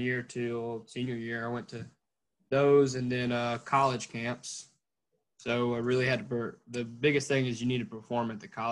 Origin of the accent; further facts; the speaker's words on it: Clover, South Carolina, United States; from Clover, South Carolina